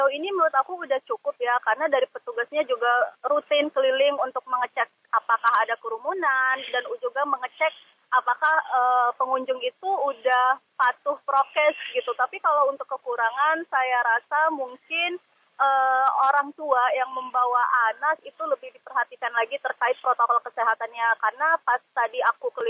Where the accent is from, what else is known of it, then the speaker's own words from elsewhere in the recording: Jakarta, Indonesia; Jadi uh, istilahnya ya saya juga sebagai orang DKI Jakarta yang nggak ada salahnya untuk berwisata ke area outdoor gitu sendiri.